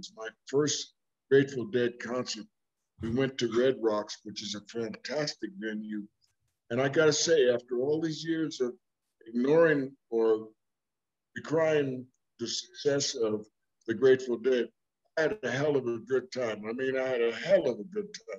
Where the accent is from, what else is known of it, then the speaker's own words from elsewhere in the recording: East Orange, New Jersey, United States; moved away as an adult; also born or lived in Newark, New Jersey / Colorado; growing up in New Jersey, I was in close proximity to New York City, 11 miles